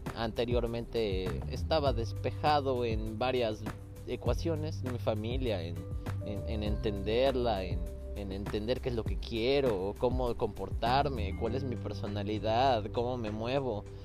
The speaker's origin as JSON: {"language": "Spanish", "country": "Mexico", "moved": "yes", "lives_now": "Scotland", "said": "como mexicano"}